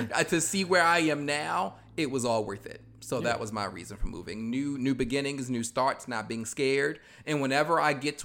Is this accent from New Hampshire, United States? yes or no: no; Baltimore, Maryland, United States; moved away as an adult; also born or lived in New York; now in Atlanta, United States; I moved back to Baltimore